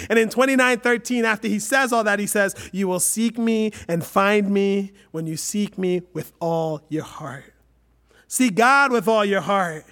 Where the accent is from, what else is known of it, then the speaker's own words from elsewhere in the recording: United States; we're Westerners, we're American